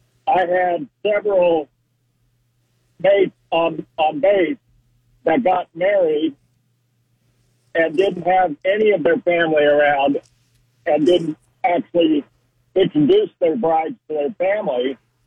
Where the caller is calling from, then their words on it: College Park, United States; from College Park.